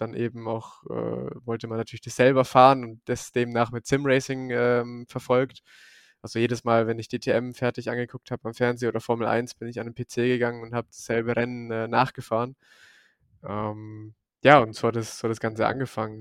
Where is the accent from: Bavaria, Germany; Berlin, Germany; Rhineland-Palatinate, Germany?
Bavaria, Germany; Forchheim district, near Bamberg, Franconia; accent: Franconian; moved away as an adult; now in Munich, Germany; Ich komme eigentlich aus dem Forchheimer Landkreis, da bei Bamberg in der Nähe. Und äh, ja, da bin ich bis vor zwei Jahren mein Leben lang, ja, habe ich da gewohnt